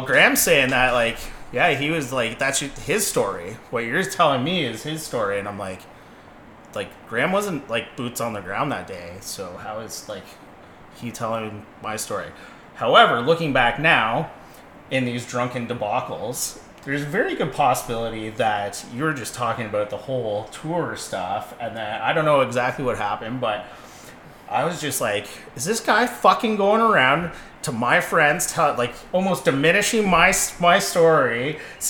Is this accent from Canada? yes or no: yes; Dundas, Ontario, Canada; We're both from Dundas